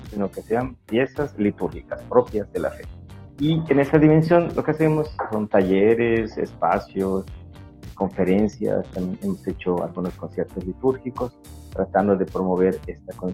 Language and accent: Spanish; Mérida, Yucatán, Mexico; de Mérida, de la colonia Pedregales de Tanlún, que está pegadito a Chuburna y pues eclesialmente, pues bueno, pues dijéramos que de Chuburna, pero legalmente soy de Pedregales